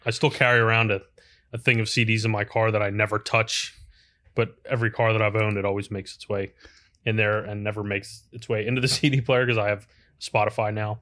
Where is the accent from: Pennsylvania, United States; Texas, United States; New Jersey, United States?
Pennsylvania, United States; Blue Bell; born or raised there; also born or lived in Philadelphia, Pennsylvania / East Oak Lane, Philadelphia